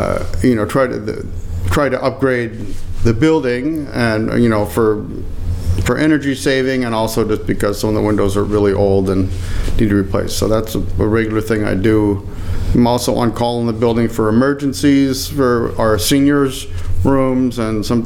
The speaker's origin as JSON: {"language": "English", "area": "Copper Peak", "region": "Michigan", "country": "United States", "tie": "born or raised there", "moved": "yes", "said": "my hometown, this Copper Peak, Red Bull 400 Copper Peak"}